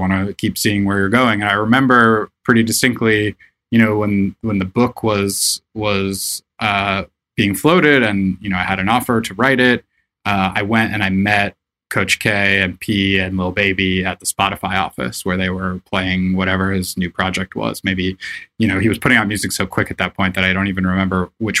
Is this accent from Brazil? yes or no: no; Florida, United States; moved away as an adult; now in New York, United States; So I grew up all around Florida. I went to high school in Orlando, Florida, but I lived all over the state. My family moved around a lot.